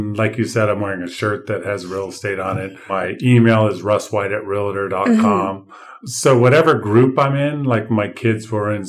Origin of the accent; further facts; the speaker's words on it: Los Angeles, California, United States; moved away as an adult; also born or lived in Davis, California; now in Sacramento, United States; I grew up in Los Angeles and went to Alhambra High